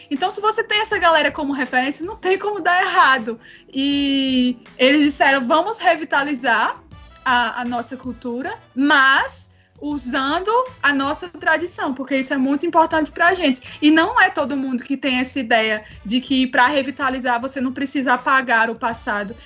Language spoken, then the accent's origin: Portuguese; Northeast Region, Brazil; como nós nordestinos